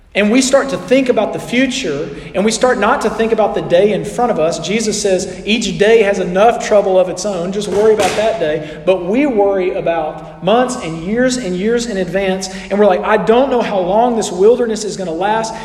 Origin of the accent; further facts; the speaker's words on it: Scottsboro, Alabama, United States; moved away; I was in my hometown a few weeks ago for a wedding, and I was spending time with all my high school friends.